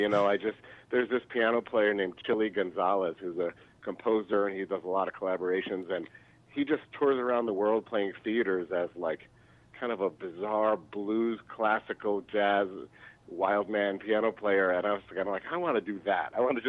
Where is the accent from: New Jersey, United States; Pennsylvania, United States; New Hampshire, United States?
Pennsylvania, United States; Philadelphia; also born or lived in New York City; now in Chicago, United States; Yeah, we're in Chicago. I moved from New York City. Actually from Philadelphia, and I was living in New York when I met Junior and moved out here.